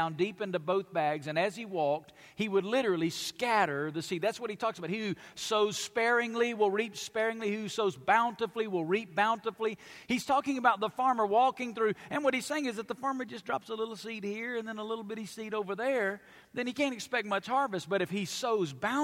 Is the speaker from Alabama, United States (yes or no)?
yes; Alabama, United States; now in Las Vegas, United States; I grew up in Alabama